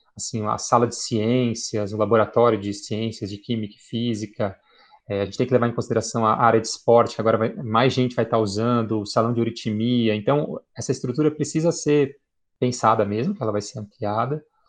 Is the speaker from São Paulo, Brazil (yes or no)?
yes; São Paulo, Brazil; Eu falei, do estado de São Paulo